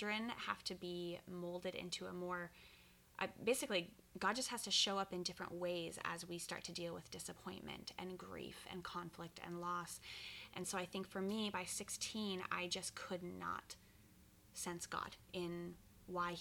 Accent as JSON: {"language": "English", "town": "Ashland", "region": "Oregon", "country": "United States", "tie": "born or raised there", "moved": "as an adult", "lives_now": "West Linn, United States", "said": "I grew up in Ashland, Oregon, which is the southernmost part of Oregon"}